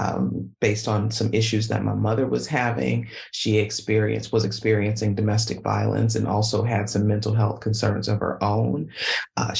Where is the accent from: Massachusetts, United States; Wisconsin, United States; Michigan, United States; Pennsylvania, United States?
Wisconsin, United States; Milwaukee; I was born and raised in Milwaukee, Wisconsin